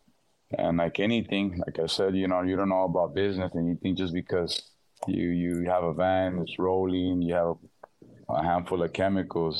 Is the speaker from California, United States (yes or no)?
yes; Los Angeles, California, United States; I was born and raised in South Central